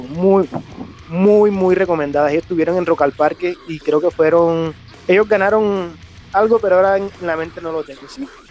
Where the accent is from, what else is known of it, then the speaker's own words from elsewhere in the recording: Colombian coast, Córdoba, Colombia; now in Bogotá, Colombia; actualmente vivo en Bogotá. Eh, soy de eh, soy de Córdoba, de la costa de Colombia